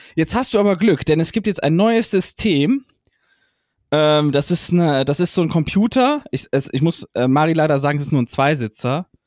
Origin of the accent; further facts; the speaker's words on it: Heinsberg area, North Rhine-Westphalia, Germany; Ich komme ja aus dem Heinsberger Raum